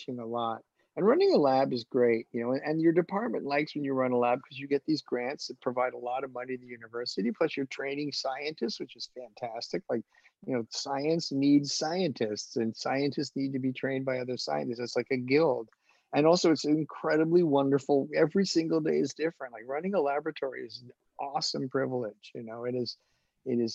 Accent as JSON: {"language": "English", "region": "New York", "country": "United States", "moved": "yes", "said": "my people are all from New York. I'm from New York."}